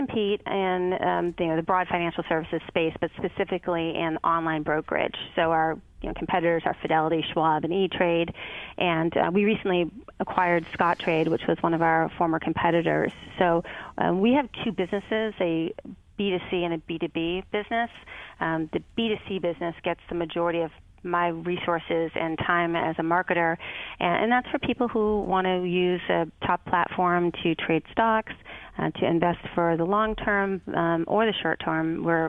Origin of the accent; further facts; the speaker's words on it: Boston, Massachusetts, United States; and then back home to my hometown of Boston, where I worked at Hill Holliday and Digitas.